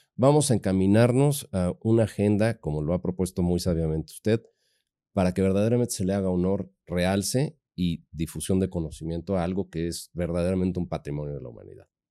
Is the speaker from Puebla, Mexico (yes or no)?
yes; Puebla, Mexico; también nos define como poblanos